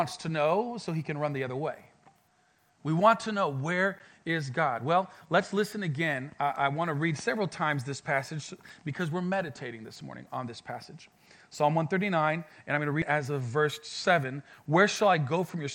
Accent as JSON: {"language": "English", "country": "France", "tie": "born or raised there", "also_born_or_lived": "Mexico / Colorado", "moved": "as an adult", "lives_now": "Pensacola, United States", "said": "I was born in Mexico, moved to France, was raised in France, and then I went to Colorado for a couple of years for studying"}